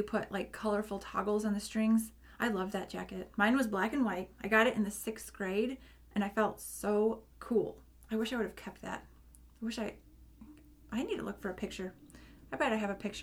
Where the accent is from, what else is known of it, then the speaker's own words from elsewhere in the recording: St. Louis, Missouri, United States; I was born in St. Louis, Missouri in 1981